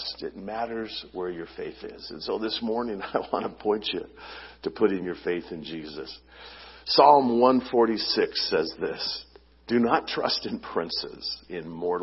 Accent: Long Beach, California, United States; my home where I grew up in Long Beach

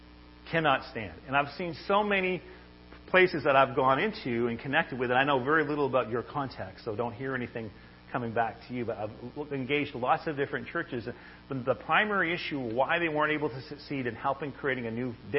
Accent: Maine, United States; I'm originally from Maine

